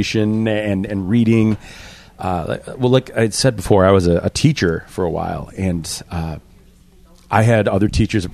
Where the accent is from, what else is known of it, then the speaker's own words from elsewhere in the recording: Buffalo, New York, United States; We're from Buffalo